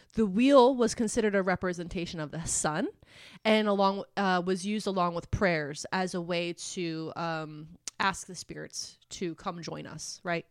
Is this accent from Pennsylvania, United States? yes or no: yes; Philadelphia, Pennsylvania, United States; Where I grew up in Philly is, like, all row homes